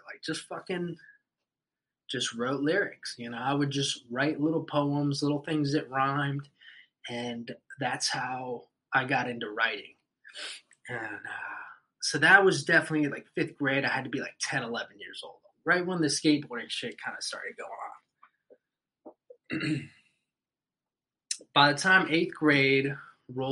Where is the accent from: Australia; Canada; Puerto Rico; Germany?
Puerto Rico; we're from Puerto Rico